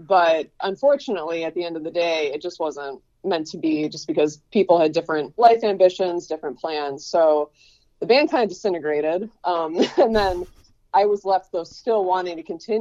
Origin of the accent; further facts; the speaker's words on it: Buffalo, New York, United States; also born or lived in Fredonia; I went to Fredonia, and I came back to Buffalo. I'm from Buffalo.